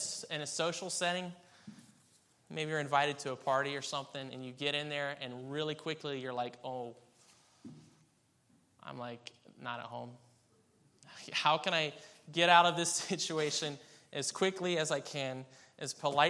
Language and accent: English; Kansas, United States; I was born in Kansas.